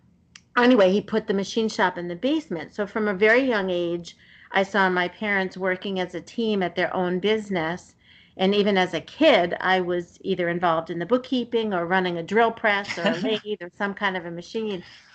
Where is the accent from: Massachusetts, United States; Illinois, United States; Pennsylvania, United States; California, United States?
Massachusetts, United States; Somerville; I grew up in the city in Somerville, and so right outside of Boston